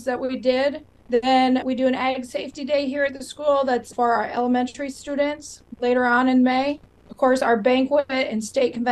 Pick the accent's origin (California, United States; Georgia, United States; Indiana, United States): California, United States; Northern; moved away as an adult; now in Iowa, United States; I grew up on a cattle ranch, so I'm a little different because I'm a transplant to Iowa. I grew up in Northern California and came to Iowa State